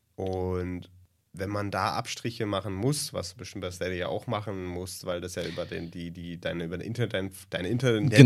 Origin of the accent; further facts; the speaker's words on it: Germany; Als Deutscher